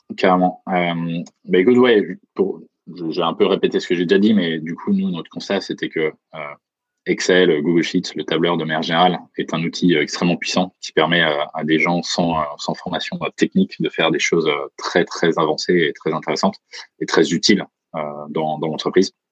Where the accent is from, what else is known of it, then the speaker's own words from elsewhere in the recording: Bourgogne-Franche-Comté, France; now in San Francisco, United States; je viens de Franche-Comté